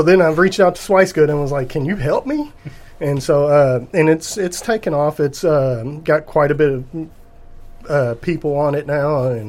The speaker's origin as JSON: {"language": "English", "town": "Taylorsville", "region": "Kentucky", "country": "United States", "tie": "born or raised there", "said": "I grew up in Taylorsville, on Taylorsville Lake"}